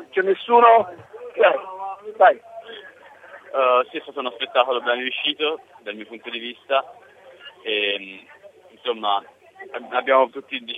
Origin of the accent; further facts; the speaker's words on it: Florence, Tuscany, Italy; Sì, nonché sono fiorentino, nonché sono vicepresidente della nazionale di calcio degli attori.